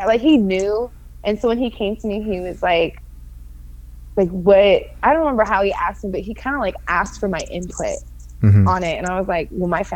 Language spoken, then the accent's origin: English; Florida, United States; here in my home state